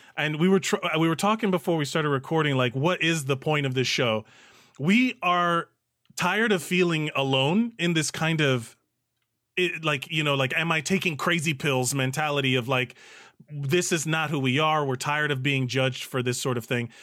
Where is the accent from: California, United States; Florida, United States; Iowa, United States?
Florida, United States; Miami; moved away as an adult; now in New York City, United States; we are both, uh, born and raised in Miami, Florida, from Cuban families